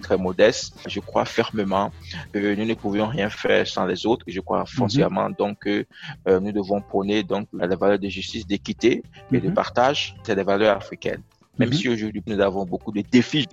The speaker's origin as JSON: {"language": "French", "country": "Benin", "said": "Je suis béninois, citoyen du monde et africain"}